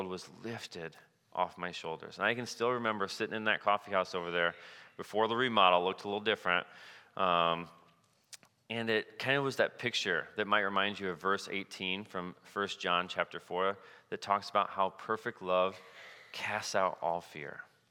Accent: Cedar Falls, Iowa, United States; I grew up in Cedar Falls, and during my junior year in high school, I started taking some steps in my faith life.

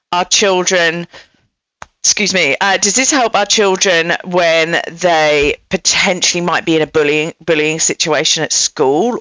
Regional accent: England, United Kingdom; moved away as an adult; now in United States; I'm English as well

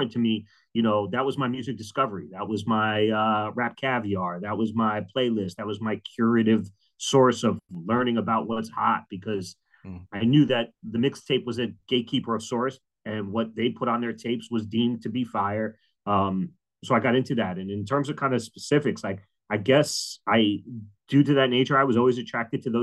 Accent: United States; I lived and grew up maybe about 90 miles out of New York City

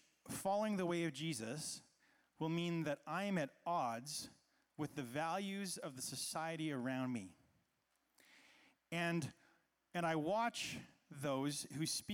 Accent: Canada; I was growing up in Canada, which, as we know, is a pretty peaceful place

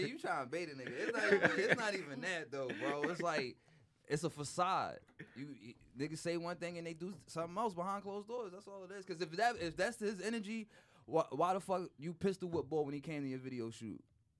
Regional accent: Philadelphia, Pennsylvania, United States; I lived in North all my life. I'm on 8th and Erie. I'm not far from Max's.

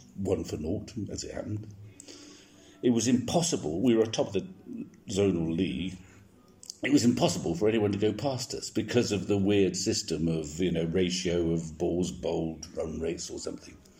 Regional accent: South Somerset, South West England, United Kingdom; moved away as an adult; now in Devon, United Kingdom; I was a, uh, a, farmer's son from Somerset, South Somerset

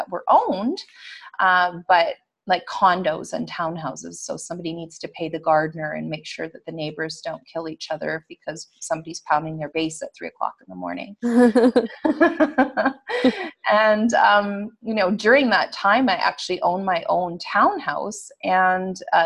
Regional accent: Western Canada, Canada; I am Canadian. I'm from Western Canada.

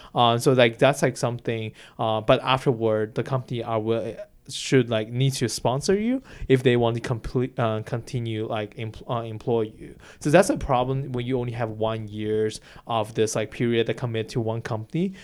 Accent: China; English is a second language; now in United States; my country, like Chi, uh, China's market

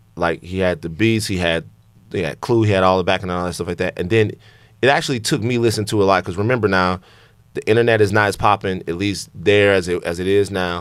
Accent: Louisiana, United States; I'm from Louisiana

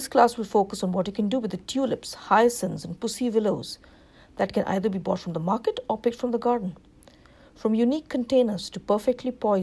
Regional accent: India; now in Livingston, United States; growing up in India.

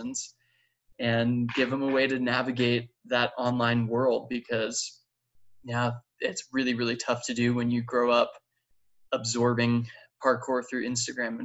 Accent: Long Island, New York, United States; I grew up on Long Island outside of New York City

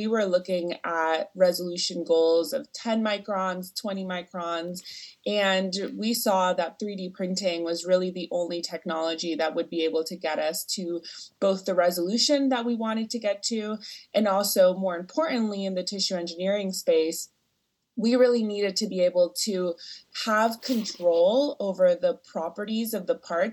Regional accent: Venezuela; moved away as an adult; now in United States; I'm actually from Venezuela

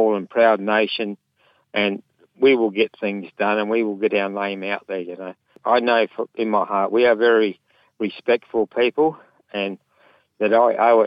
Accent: Southern Flinders Ranges, South Australia, Australia; I belong to the Nukunu people. We're the snake people. We're from the Southern Flinders Ranges.

